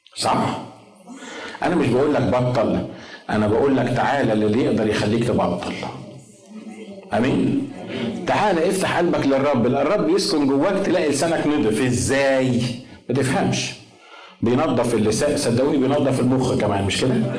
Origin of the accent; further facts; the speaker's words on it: Egypt; احنا طبعا مصريين